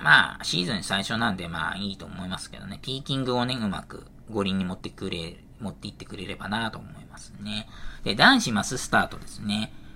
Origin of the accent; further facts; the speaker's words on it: Saitama, Japan; 埼玉県出身